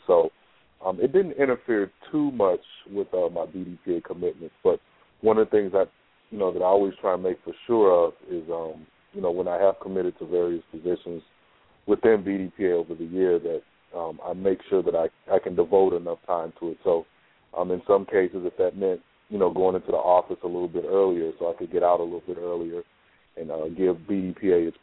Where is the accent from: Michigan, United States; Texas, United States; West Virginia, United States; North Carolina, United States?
Texas, United States; Houston; now in Hartford, United States; I'm originally from Houston, Texas